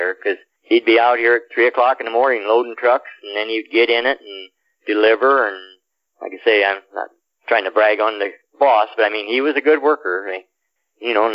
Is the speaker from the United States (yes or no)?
yes; Columbus, Nebraska, United States; I come from Columbus, which is 22,000